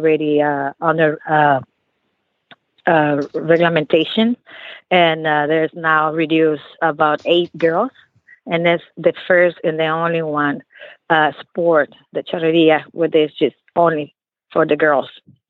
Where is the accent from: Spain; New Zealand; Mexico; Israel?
Mexico; now in Texas, United States; I'm born and raised in Mexico, and my first introduction was 1974 when I was 7 years old.